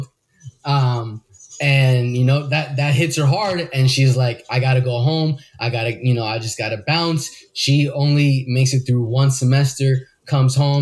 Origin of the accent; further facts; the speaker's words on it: New Jersey, United States; I was born in New Jersey, but my parents are 100%. Both of them are 100% Colombian